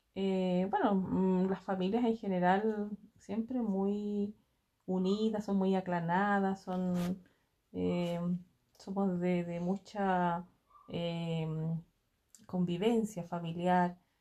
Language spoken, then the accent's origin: Spanish; Santa María, Valparaíso, Chile; moved away as an adult; now in Los Andes, Chile; Yo eh, nací acá en los Andes, pero pertenecía eh, a la comuna de Santa María también, donde en el sector de Tocornal vivía. Y, y la verdad que toda mi niñez y mi juventud la pasé en ese sector